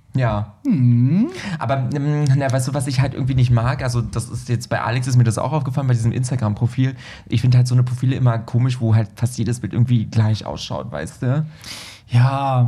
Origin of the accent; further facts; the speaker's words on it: Berlin, Germany; als U-Berliner, weißt du, ich bin ja Berliner